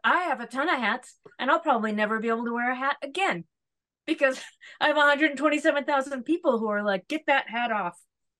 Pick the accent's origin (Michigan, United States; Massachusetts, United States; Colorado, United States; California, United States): Massachusetts, United States; Lee; now in New York, United States; I grew up in Western Mass.